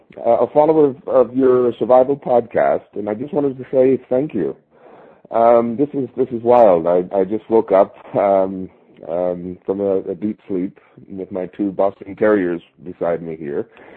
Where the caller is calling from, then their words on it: Kamakura, Kanagawa, Japan; I'm calling from Kamakura, Japan. It's 3:30 in the morning here